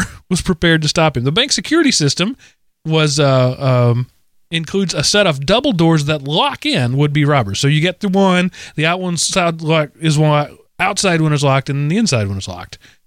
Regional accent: Texas, United States; in Texas, in my home state

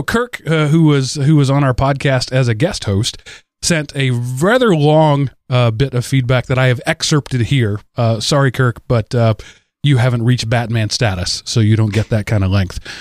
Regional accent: United States; I'm an American

